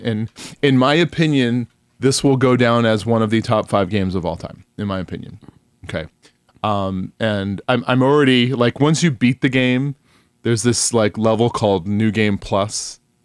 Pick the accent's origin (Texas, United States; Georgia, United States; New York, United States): New York, United States; now in Phoenix, United States; I grew up in New York, but I just, having been out, I, I've now lived in Phoenix longer than I've lived in New York